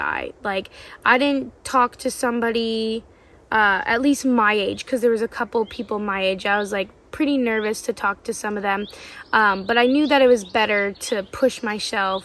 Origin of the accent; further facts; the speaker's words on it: Canada; I'm from Canada too.